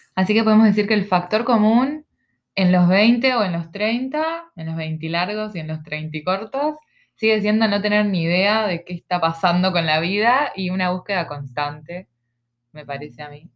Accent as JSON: {"language": "Spanish", "region": "Montevideo", "country": "Uruguay", "tie": "born or raised there", "also_born_or_lived": "Ciudad de la Costa, Uruguay", "moved": "as an adult", "lives_now": "Australia", "said": "soy uruguaya, somos uruguayas en este momento estamos en Australia"}